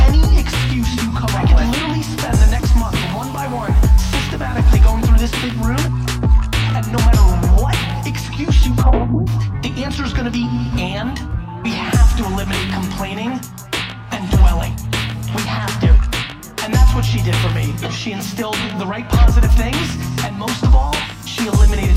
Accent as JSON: {"language": "English", "town": "New York City", "region": "New York", "country": "United States", "tie": "born or raised there", "also_born_or_lived": "Soviet Union"}